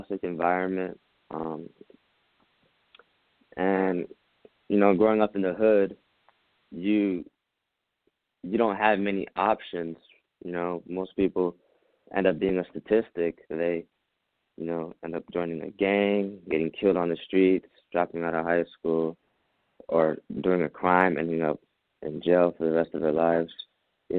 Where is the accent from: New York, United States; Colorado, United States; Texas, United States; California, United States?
New York, United States; New York City; I was born in Brooklyn, New York, in rough areas. I grew up with a single mother of three